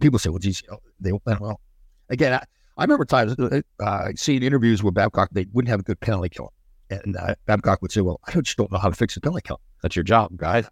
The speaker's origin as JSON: {"language": "English", "town": "Brampton", "region": "Ontario", "country": "Canada", "tie": "born or raised there", "said": "I'm from Brampton, so Brampton's just right outside of Toronto"}